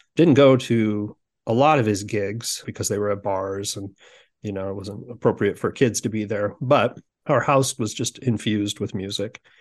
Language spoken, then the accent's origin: English; Sioux City, Iowa, United States; now in Omaha, United States; I grew up in Sioux City, Iowa. So I'm currently in Omaha, Nebra-, Omaha, Nebraska